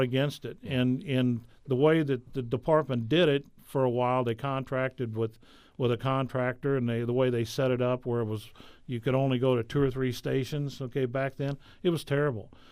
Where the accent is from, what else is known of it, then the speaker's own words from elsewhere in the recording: St. Clair, Missouri, United States; also born or lived in Washington, Missouri; I'm originally from Saint Clair, and so I've, I've lived in Washington since nineteen seventy-six